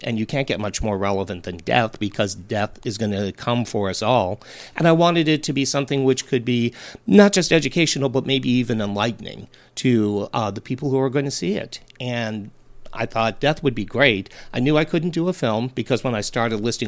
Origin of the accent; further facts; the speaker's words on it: Cleveland, Ohio, United States; I grew up in Cleveland